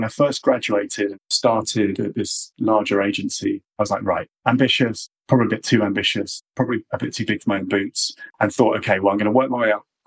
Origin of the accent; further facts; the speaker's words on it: London, United Kingdom; also born or lived in Midlands; I'm a Londoner, I think it's important as well. I love London. I live in London